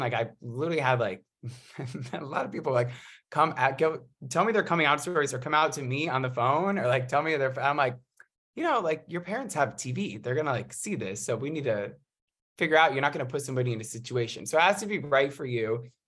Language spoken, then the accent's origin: English; New York, United States; moved away as an adult; now in Los Angeles, United States; I live in L A, from New York, came out here for college